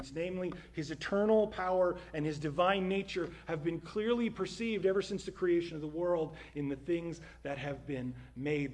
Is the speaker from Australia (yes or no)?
no; New Jersey, United States; my home state of New Jersey